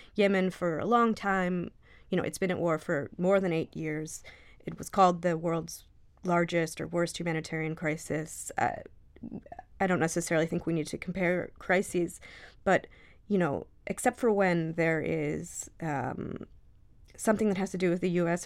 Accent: Michigan, United States; moved away; I grew up in Michigan

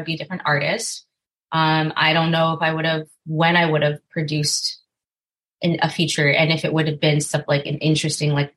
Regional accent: Westminster, California, United States; moved away as an adult; now in Los Angeles, United States; I grew up in Little Saigon down in Orange County

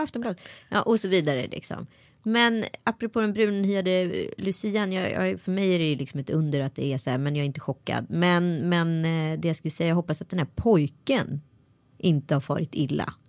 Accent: Strömstad, Västra Götaland, Sweden; jag var en bra neger i Strömstad

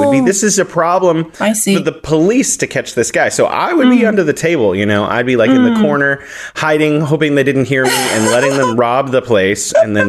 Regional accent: California, United States; now in China; I'm from California

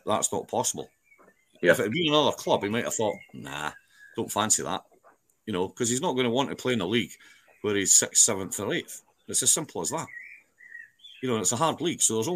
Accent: Scotland, United Kingdom; I'm Scottish

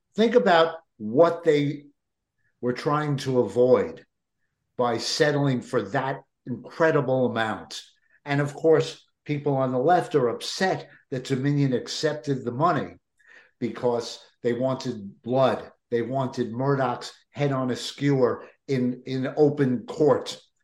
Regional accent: New York, United States; someone who was born and raised in New York

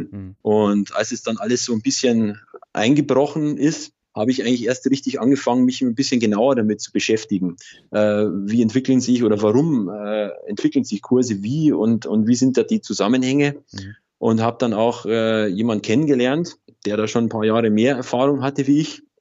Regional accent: Bavaria, Germany; ich komme aus Oberbayern, aus der Nähe von Ingolstadt.

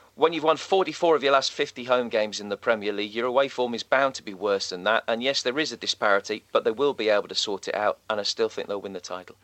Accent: England, United Kingdom; as an Englishman

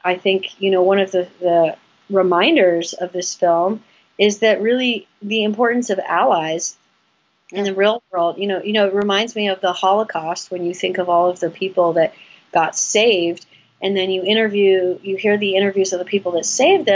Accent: West Hollywood, California, United States; we grew up in West Hollywood

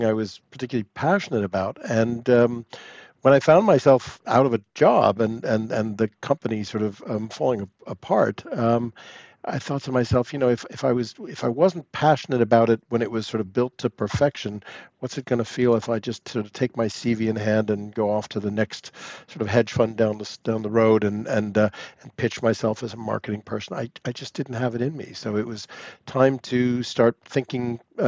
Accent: United States; moved away as an adult; also born or lived in Paris; 10 years of being an American in Paris

